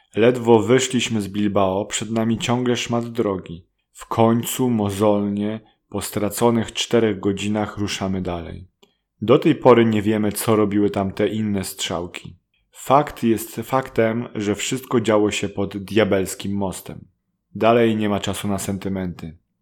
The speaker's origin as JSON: {"language": "Polish", "country": "Poland", "first_language": "Polish", "said": "Z Polski"}